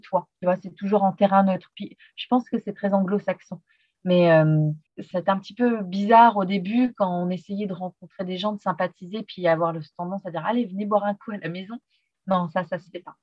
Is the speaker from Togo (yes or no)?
no; France; moved away as an adult; also born or lived in Brisbane, Australia; En tant que Français